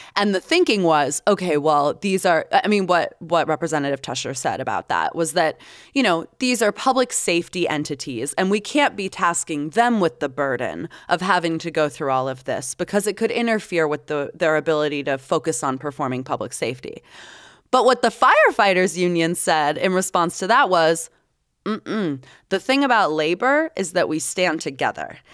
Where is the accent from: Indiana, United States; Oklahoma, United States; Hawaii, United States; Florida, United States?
Florida, United States; Tampa; now in Utah, United States; My hometown